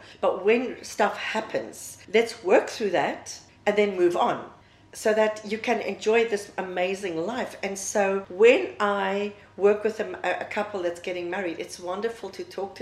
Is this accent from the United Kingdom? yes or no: no; South Africa; moved away as an adult; now in Dubai, United Arab Emirates; I'm South African, and I have been living in Dubai now for the past 11 years.